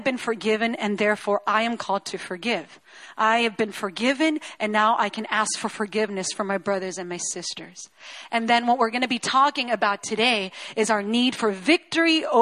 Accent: Chile; I was born and raised in Chile

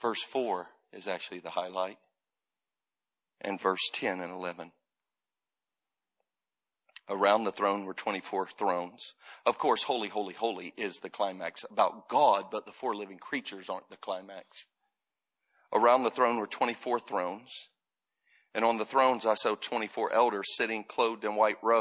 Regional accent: Florida, United States; I grew up in Florida

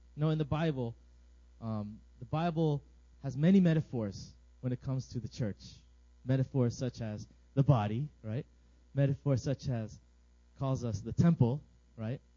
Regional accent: Virginia, United States; moved away as an adult; now in South Korea; I am also from Virginia

